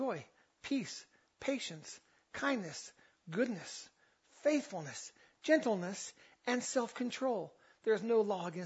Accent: Southern California, United States; growing up in Southern California

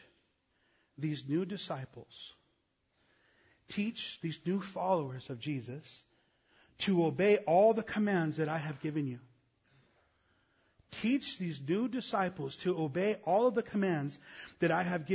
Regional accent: Los Angeles, California, United States; I'm from East L.A.

